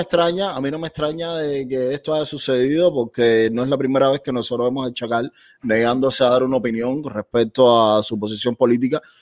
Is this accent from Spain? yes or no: no; Cuba; moved away; como cubano